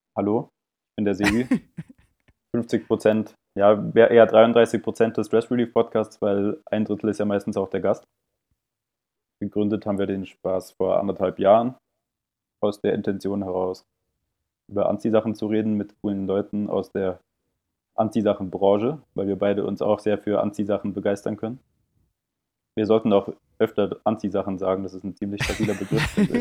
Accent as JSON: {"language": "German", "town": "Munich", "region": "Bavaria", "country": "Germany", "said": "ich komme aus München."}